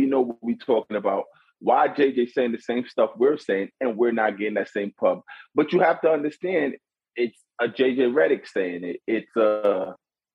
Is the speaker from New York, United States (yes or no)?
yes; New York City, New York, United States; I'm from the East. I'm from Brooklyn